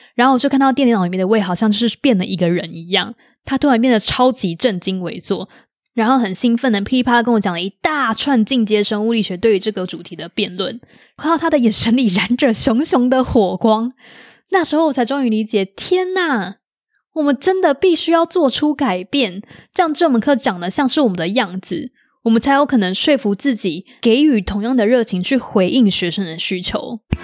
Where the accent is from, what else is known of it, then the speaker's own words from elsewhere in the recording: Taiwan; 我们是台湾人